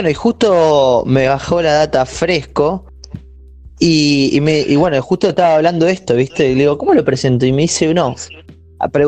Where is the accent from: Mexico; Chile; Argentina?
Argentina; Mar del Plata, Buenos Aires Province; Yo soy de Mar.